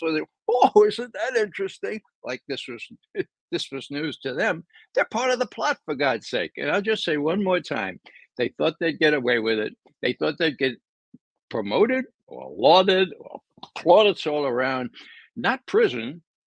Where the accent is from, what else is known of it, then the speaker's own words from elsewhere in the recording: New York City, New York, United States; I'm from the Bronx